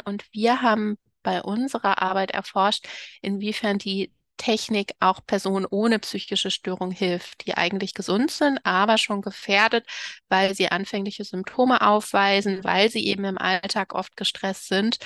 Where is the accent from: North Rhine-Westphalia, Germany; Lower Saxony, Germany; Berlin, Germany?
North Rhine-Westphalia, Germany; Cologne; moved away as an adult; also born or lived in Dresden / Potsdam; ich bin übrigens in Köln geboren, das sollte ich noch ergänzen, und auch aufgewachsen